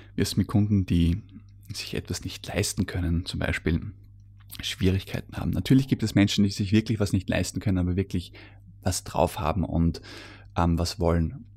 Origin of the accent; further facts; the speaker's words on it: Austria; bei uns in Österreich